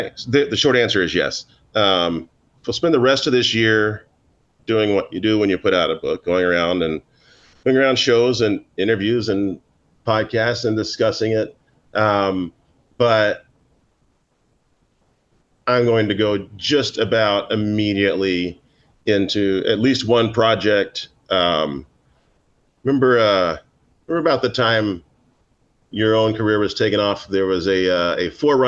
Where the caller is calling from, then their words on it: Manhattan, New York, United States; I am logging in from my apartment in Manhattan on the Upper East Side